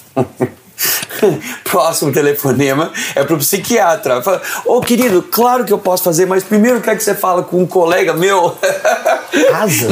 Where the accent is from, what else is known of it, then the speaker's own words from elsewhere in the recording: São Paulo, Brazil; now in United States; Eu sou paulistano